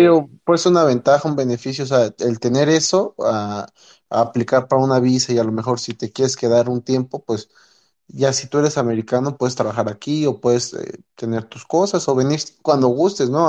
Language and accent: Spanish; Mexico; moved away as an adult; also born or lived in United States / State of Mexico; now in Utah, United States; yo me considero latino porque crecí en México